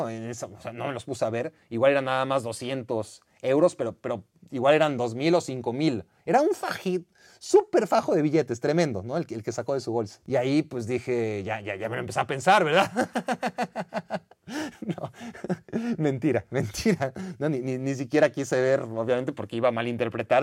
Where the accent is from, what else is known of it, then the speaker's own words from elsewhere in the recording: Mexico; soy, soy de México.